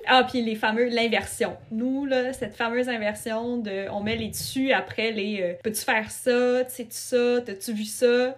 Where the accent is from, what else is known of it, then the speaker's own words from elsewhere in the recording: Quebec, Canada; accent: Québécois; French is a second language; si je parlais québécois, puis je parlais comme je parle dans la vie de tous les jours avec mes amis